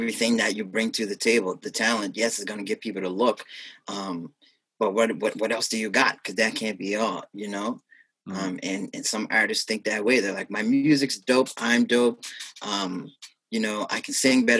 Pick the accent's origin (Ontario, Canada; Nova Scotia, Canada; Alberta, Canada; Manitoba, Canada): Nova Scotia, Canada; North Preston; North Preston, my hometown